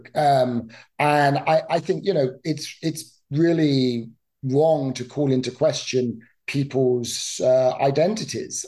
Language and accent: English; United Kingdom; now in United States; I grew up in the United Kingdom, for example, as you could probably tell from my accent